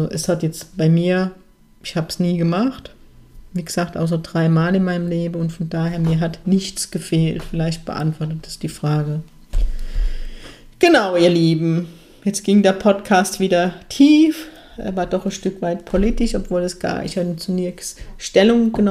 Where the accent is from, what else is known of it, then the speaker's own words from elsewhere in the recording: Germany; born there; Aber ich bin nun mal gebürtige Deutsche und darf ich stolz drauf sein, wer ich bin?